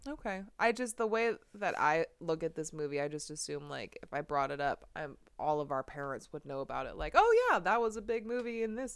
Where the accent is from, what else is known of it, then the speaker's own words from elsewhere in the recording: United States; The United States.